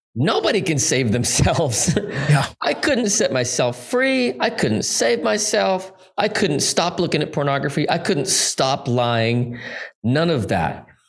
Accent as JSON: {"language": "English", "town": "Salt Lake City", "region": "Utah", "country": "United States", "tie": "born or raised there", "said": "I was born and raised in Salt Lake City, Utah"}